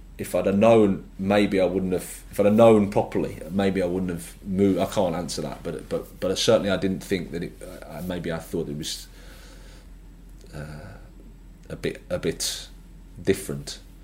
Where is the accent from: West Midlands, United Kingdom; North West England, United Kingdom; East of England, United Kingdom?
West Midlands, United Kingdom; Birmingham; moved away as an adult; I started off at Birmingham City. It was great. as my hometown club